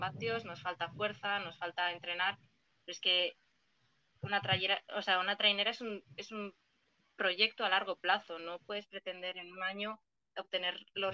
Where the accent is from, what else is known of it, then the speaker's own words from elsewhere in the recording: Portugalete, Basque Country, Spain; Yo no soy de Castro, yo soy de Porto